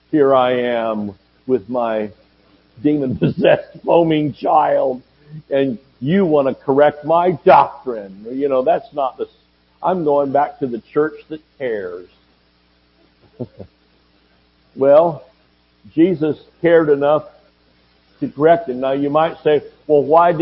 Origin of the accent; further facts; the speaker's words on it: Georgia, United States; moved away; also born or lived in Oklahoma; I'm from Georgia and we say gonna